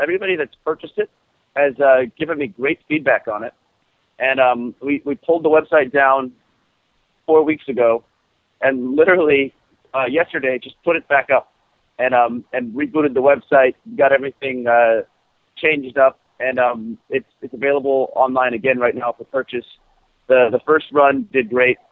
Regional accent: Los Angeles, California, United States; my hometown of Los Angeles

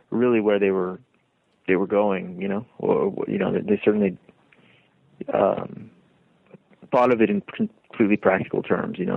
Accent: Lima, Peru; born there; Both of my sisters were born in Baltimore, um, and then a few years later, I was born in Lima.

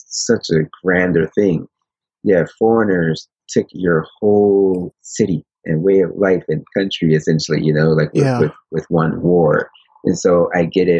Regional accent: Paterson, New Jersey, United States; moved away as an adult; now in Japan; growing up in Patterson and inner city

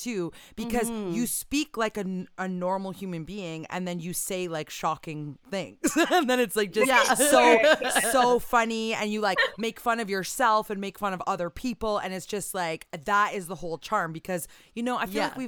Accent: near Kitchener, Ontario, Canada; born or raised there

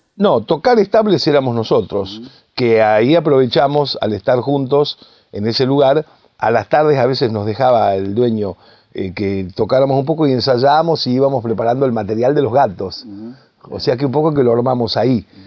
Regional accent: Rosario, Santa Fe, Argentina; now in Buenos Aires, Argentina; yo que soy rosarino

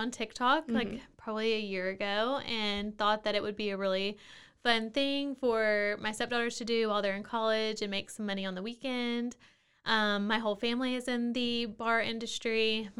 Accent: Mexia, Texas, United States; So I'm from outside of Waco, So I am, I guess, a Waco native.

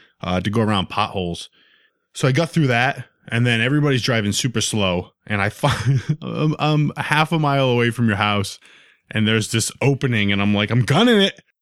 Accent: Rhode Island, United States; And I'm from Rhode Island. So now he's like, all right, why is this kid in Massachusetts?

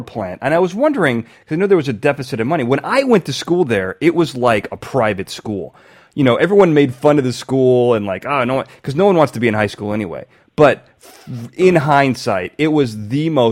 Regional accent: Braidwood, Illinois, United States; growing up in Braidwood, we always made fun of the water.

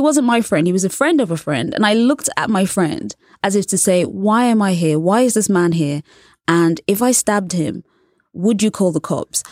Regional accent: England, United Kingdom; I was born and raised in England, and also I'm a journalist.

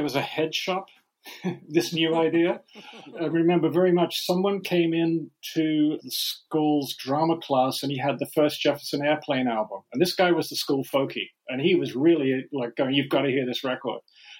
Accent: Sydney, New South Wales, Australia; born there; I was born in Sydney, Australia.

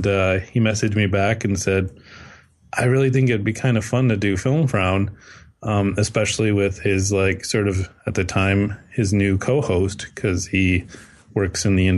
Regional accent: Canada; because I'm Canadian, so I have to watch a movie about zombie beavers.

